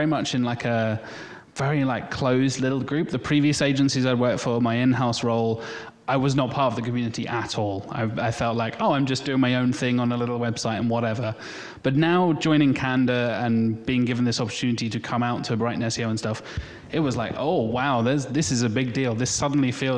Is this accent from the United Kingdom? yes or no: no; Canada; I'm from Canada